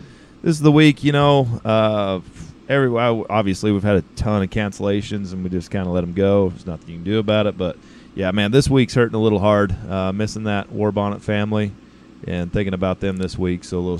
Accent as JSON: {"language": "English", "town": "Rupert", "region": "Idaho", "country": "United States", "tie": "born or raised there"}